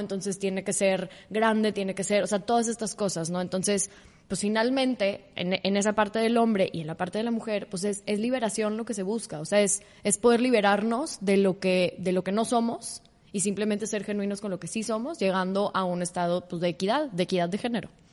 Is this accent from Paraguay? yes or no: no; Mexico; soy una mujer mexicana